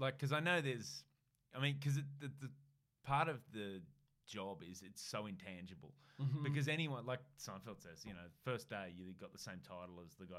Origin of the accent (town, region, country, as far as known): Australia